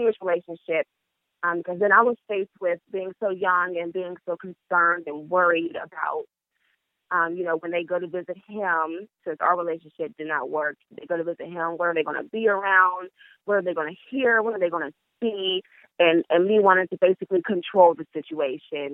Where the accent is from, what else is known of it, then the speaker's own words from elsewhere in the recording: Pittsburgh, Pennsylvania, United States; I'm from Pittsburgh, Pennsylvania, 24 years old